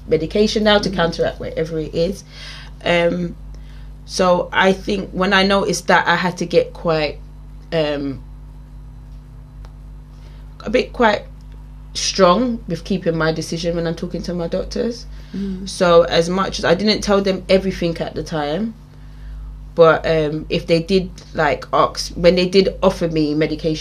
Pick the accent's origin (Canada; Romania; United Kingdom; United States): United Kingdom; England; I was born raised in England, my family are very West Indian